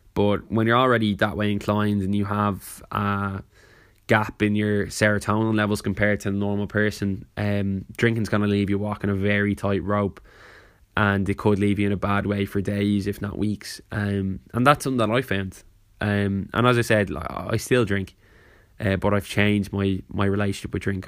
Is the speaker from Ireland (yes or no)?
yes; Ireland; growing up in Ireland